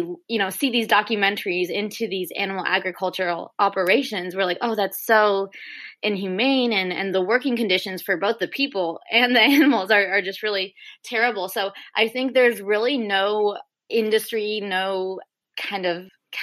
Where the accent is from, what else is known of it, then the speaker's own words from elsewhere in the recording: Houston, Texas, United States; I'm from Houston